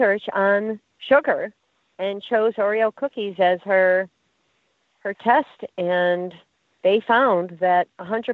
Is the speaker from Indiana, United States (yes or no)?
no; Connecticut, United States; my home state, Connecticut